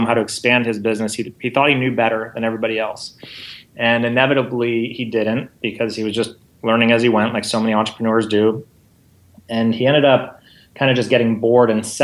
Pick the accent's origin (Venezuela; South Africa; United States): United States; Los Angeles, California; I was born and raised in the San Fernando Valley, which is just north of, which is part of Los Angeles.